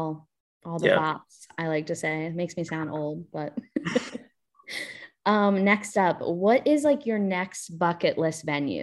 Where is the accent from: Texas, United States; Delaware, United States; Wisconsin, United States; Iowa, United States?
Delaware, United States; So I'm from Delaware. That's where I am right now, actually.